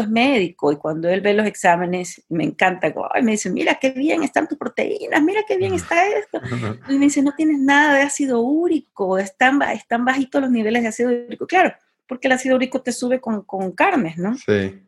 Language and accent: Spanish; Guayaquil, Guayas, Ecuador; moved away as an adult; also born or lived in Barcelona, Spain; now in Mexico; yo soy de Guayaquil, Ecuador, soy ecuatoriana, vivo en México desde hace cinco años.